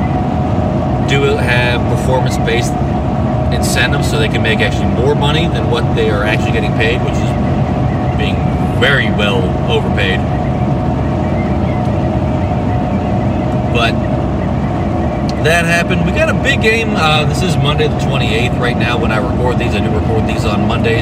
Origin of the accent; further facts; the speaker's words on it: United States; I grew up an hour outside of Pittsburgh